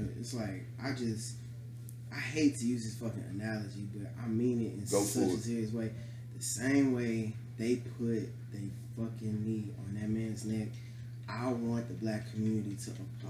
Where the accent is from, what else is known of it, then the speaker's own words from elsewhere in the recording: Vietnam; I'm from Vietnam. We gotta stick together because we look kind of alike.